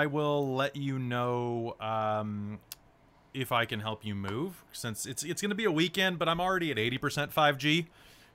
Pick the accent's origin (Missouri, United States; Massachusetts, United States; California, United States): Missouri, United States; moved away; also born or lived in Pacific Northwest; I grew up in Missouri